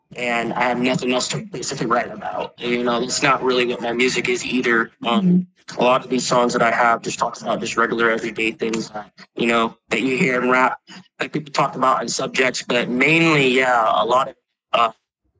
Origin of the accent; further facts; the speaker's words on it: Puerto Rico; moved away; I was born in Puerto Rico